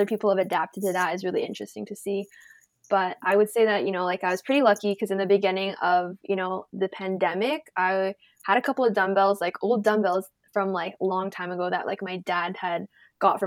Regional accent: Toronto, Ontario, Canada; I'm born and raised in Toronto, Canada

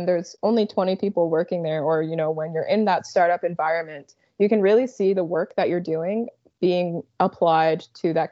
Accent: Dartmouth, Nova Scotia, Canada; I grew up in Nova Scotia my whole life

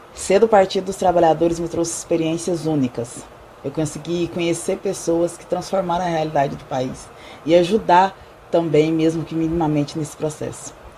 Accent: Goiás, Brazil; sou de Goiás

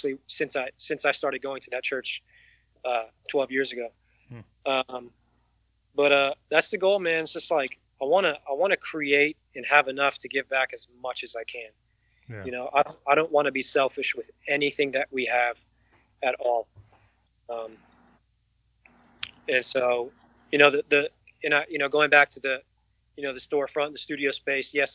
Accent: New York City, New York, United States; now in Austin, United States; I grew up in New York City.

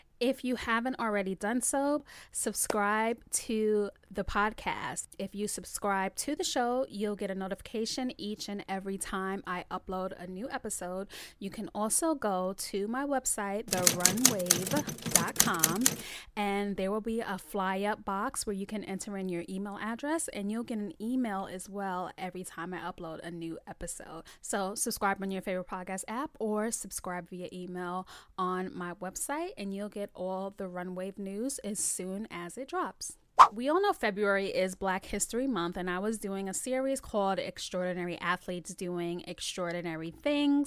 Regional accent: New York City, New York, United States; I'm from the Bronx, BX represents

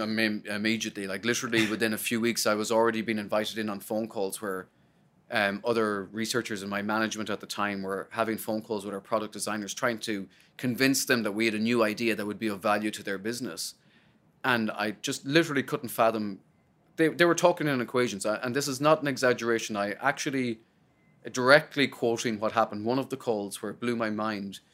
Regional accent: Sligo, Connacht, Ireland; moved away as an adult; now in United States; I'm from Sligo, and I remember standing in the back of my you know, the, the backyard and the house in Sligo

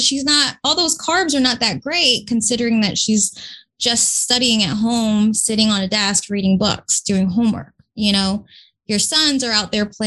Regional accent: Newark, New Jersey, United States; I grew up in Newark, New Jersey, first generation from immigrant parents

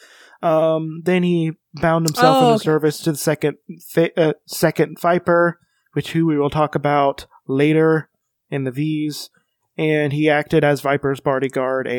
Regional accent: United States; I'm American.

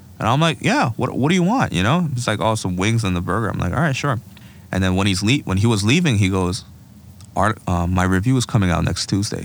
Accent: Seoul, South Korea; now in New York, United States; It's the name of my hometown in Korea, where I was born and raised

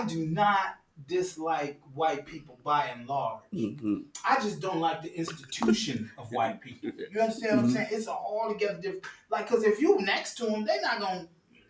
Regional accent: Chicago, Illinois, United States; Like, I'm from the Midwest.

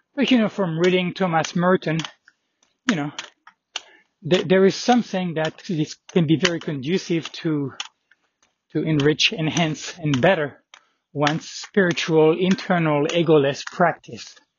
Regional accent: France; being from France

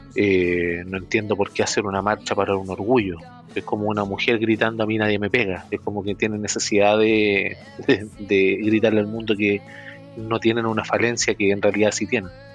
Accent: Chile; somos todos chilenos

